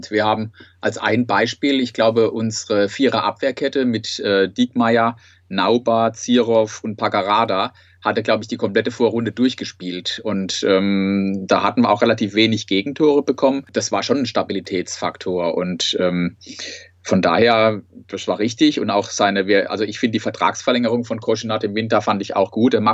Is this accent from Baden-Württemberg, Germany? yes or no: yes; Sandhausen, Baden-Württemberg, Germany; ich bin aus Sandhausen, bin dort beim Fanclub Carpe Diem Sandhausen aktiv